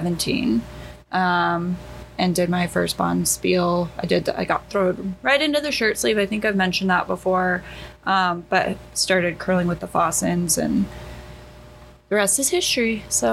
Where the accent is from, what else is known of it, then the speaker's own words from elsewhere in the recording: Wyoming, United States; moved away as an adult; now in Minot, United States; I'm from Wyoming